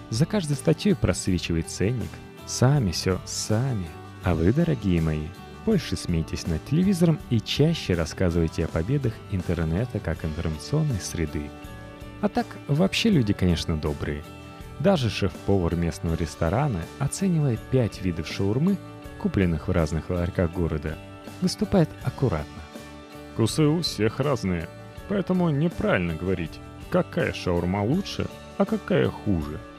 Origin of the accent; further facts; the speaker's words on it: Russia; born there; Я родилась в России и живу здесь.